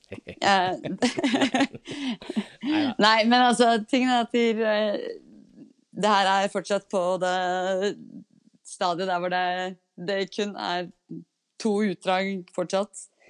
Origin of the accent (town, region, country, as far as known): Norway